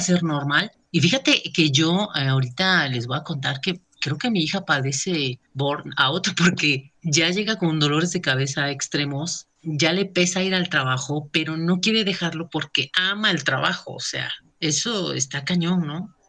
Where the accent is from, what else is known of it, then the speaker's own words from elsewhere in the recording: Mexico; como buen mexicano